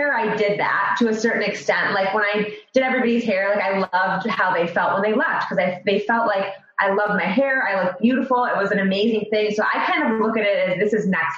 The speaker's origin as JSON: {"language": "English", "town": "Royal Oak", "region": "Michigan", "country": "United States", "tie": "born or raised there", "also_born_or_lived": "Australia", "said": "born and raised. I actually live in Royal Oak right now. I was born in Royal Oak, Michigan"}